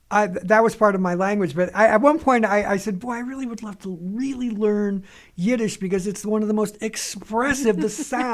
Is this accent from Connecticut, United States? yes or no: yes; Bridgeport, Connecticut, United States; moved away; No, I grew up in Bridgeport, Connecticut.